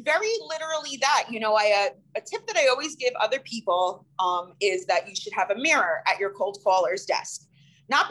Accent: Long Island, New York, United States; also born or lived in New Jersey; I'm from Long Island. I'm originally a Jersey girl, but Long Island since 1994

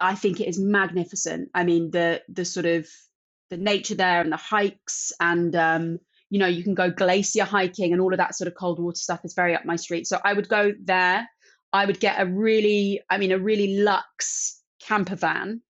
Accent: London, United Kingdom; growing up in London

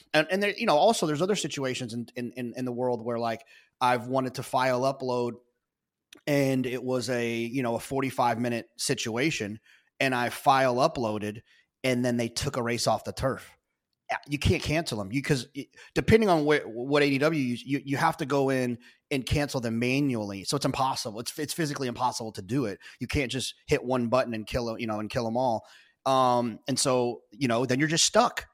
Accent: Texas, United States; as a Texan

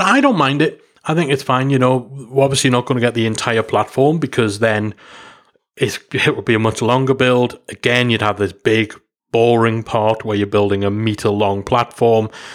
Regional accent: United Kingdom; Being a Brit

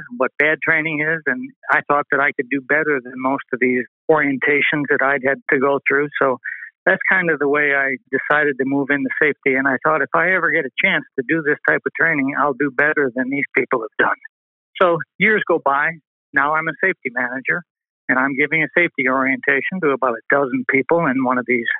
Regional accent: Western New York, United States; moved away as an adult; also born or lived in California; Born and raised in Western New York

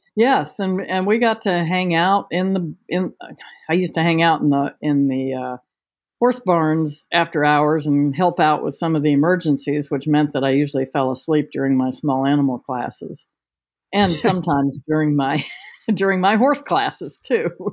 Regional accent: Washington, District of Columbia, United States; moved away as an adult; also born or lived in England / New Jersey; now in Virginia, United States; I was born and raised in Washington D.C. Um, one of the few natives

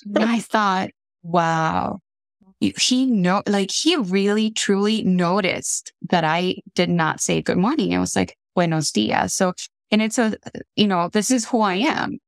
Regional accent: Tegucigalpa, Francisco Morazán, Honduras; moved away as an adult; also born or lived in Pittsburgh, United States; now in Minnesota, United States; born and raised in Honduras

